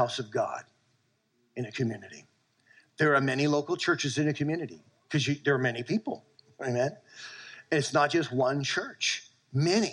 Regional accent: South Shore, Massachusetts, United States; moved away; I grew up in Massachusetts in the South Shore

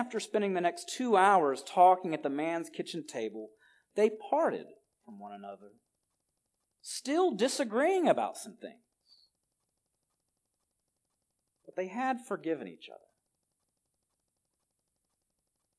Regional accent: Alabama, United States; now in California, United States; move to my home state of Alabama

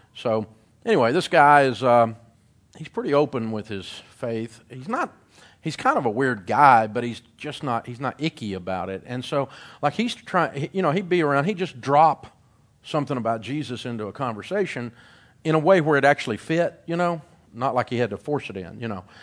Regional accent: Middle Tennessee, United States; I grew up in Middle Tennessee

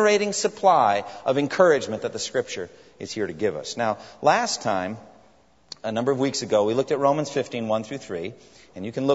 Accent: Framingham, Massachusetts, United States; my hometown of Framingham, Massachusetts

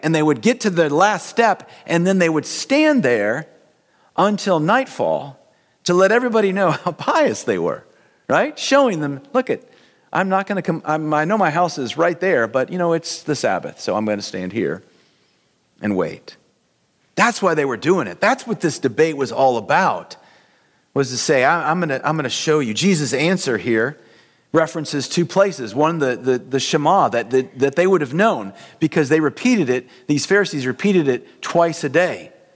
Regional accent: United States; we as American Christians

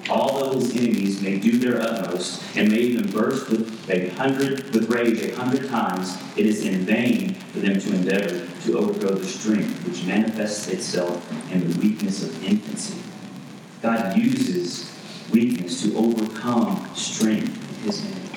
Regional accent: East Texas, United States; born or raised there; moved away

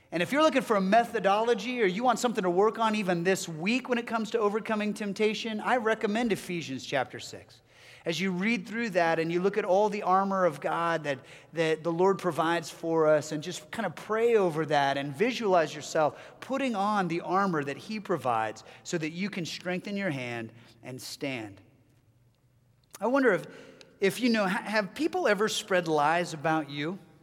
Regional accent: Southern California, United States; moved away as an adult; my family and I hail from Southern California. That's where our family members still live

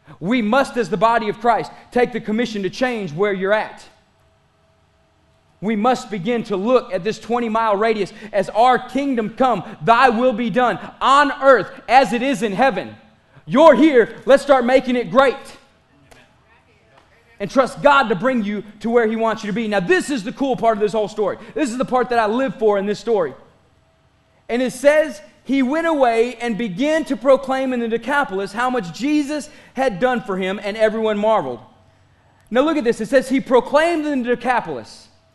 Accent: Pickton, Texas, United States; I am not. I am from Picton. Thank you very much. There are two different cities. Don't get it wrong.

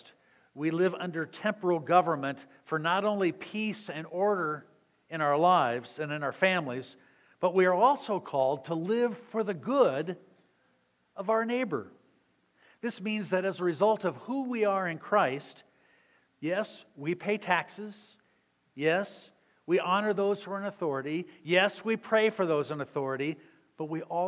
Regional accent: Southern Illinois, United States; moved away; I was growing up in Southern Illinois

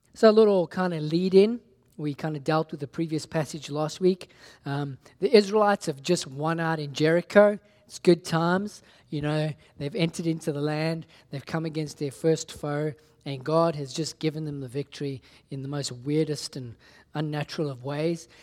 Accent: South Africa; when I was growing up in South Africa

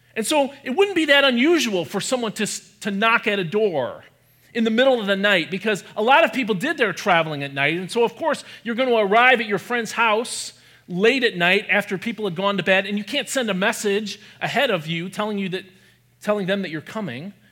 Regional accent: Michigan, United States; I grew up in Michigan, where I also live now

